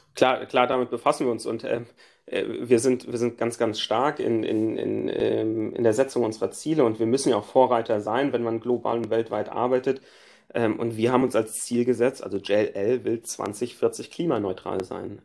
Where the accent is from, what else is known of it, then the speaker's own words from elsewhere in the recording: Frankfurt, Hesse, Germany; ich bin als Frankfurter